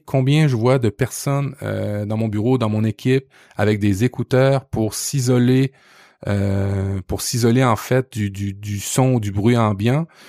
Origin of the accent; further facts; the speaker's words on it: Quebec, Canada; chez nous au Québec